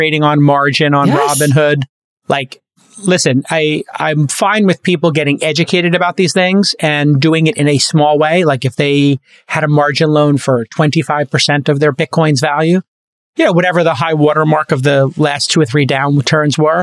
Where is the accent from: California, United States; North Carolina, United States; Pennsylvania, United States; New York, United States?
New York, United States; New York City; when I grew up in Brooklyn